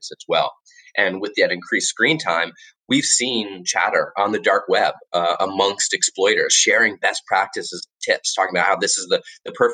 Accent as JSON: {"language": "English", "region": "Florida", "country": "United States", "tie": "born or raised there", "also_born_or_lived": "Washington, D.C.", "moved": "as an adult", "said": "And now I live back in my home state of Florida"}